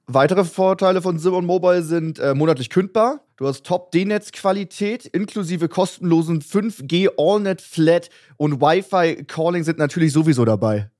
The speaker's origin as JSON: {"language": "German", "region": "Hamburg", "country": "Germany", "moved": "yes", "lives_now": "New York, United States", "said": "Ich, ich, ich komme aus Hamburg"}